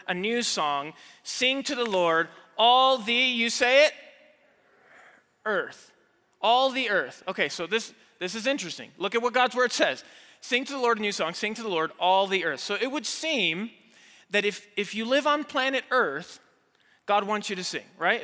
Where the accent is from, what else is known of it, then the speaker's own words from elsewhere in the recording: Mexico City, Mexico; moved away as an adult; now in United States; I grew up there, I was born and raised in Mexico City. I didn't move to the States until college